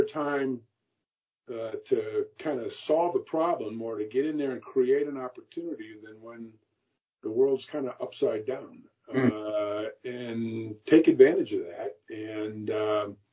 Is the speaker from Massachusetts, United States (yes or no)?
yes; Holyoke, Massachusetts, United States; Holyoke, Massachusetts